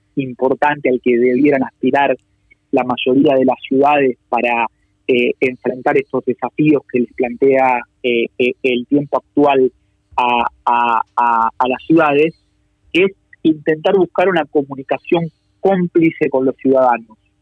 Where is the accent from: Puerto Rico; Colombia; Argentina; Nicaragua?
Argentina; Buenos Aires; quienes trabajamos por ahí en campañas del, interior del país, pero que por ahí venimos de la ciudad de Buenos Aires